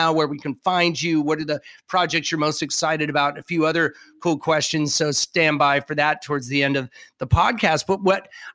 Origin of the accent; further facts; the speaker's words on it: Southern California, United States; I grew up in Southern California